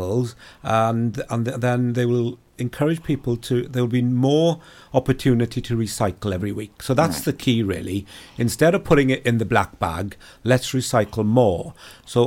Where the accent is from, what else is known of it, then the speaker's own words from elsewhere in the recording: Hermon, Wales, United Kingdom; I'm from Crymych, Hermon. I live in the village of Hermon, brought up, many generations living in Pembrokeshire, and went to Tegarin Clyddai School. So I'm, you know, Pembrokeshire born and bred